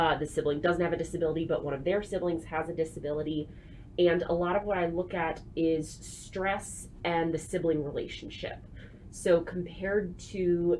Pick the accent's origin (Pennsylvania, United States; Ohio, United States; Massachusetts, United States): Ohio, United States; Canton; moved away as an adult; also born or lived in Nashville, Tennessee; I'm originally from Northeast Ohio. So if you know the area, I grew up near Canton